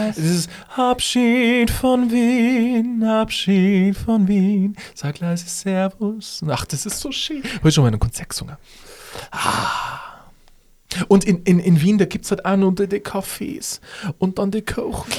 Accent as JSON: {"language": "German", "area": "Upper Palatinate", "region": "Bavaria", "country": "Germany", "accent": "Oberpfälzer", "said": "unseren Oberpfälzer Dialekt"}